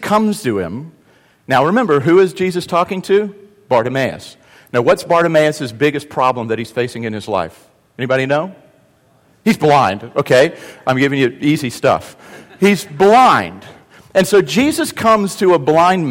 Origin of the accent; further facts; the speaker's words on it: the South, United States; also born or lived in North Carolina; the South, we're good about being polite, but not being really real.